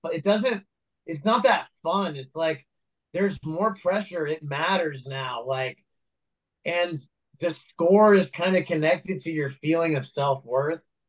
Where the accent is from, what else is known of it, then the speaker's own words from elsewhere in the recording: Los Angeles, California, United States; also born or lived in New York; I was actually born